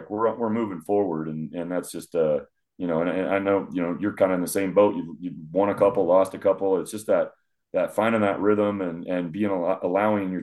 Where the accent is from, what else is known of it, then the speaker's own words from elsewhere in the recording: Omaha, Nebraska, United States; moved away; also born or lived in Kansas City; I'm from Omaha originally